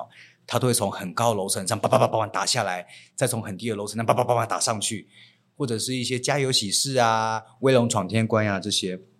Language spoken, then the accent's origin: Chinese; Kaohsiung, Taiwan; moved away; also born or lived in Taipei; 虽然我一直都说我是台北人，但是我其实小时候出生在高雄的凤山的眷村。